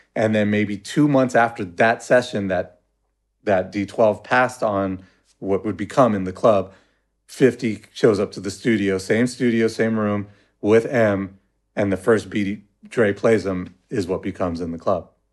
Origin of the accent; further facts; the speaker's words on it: Los Angeles, California, United States; I was from Pacoima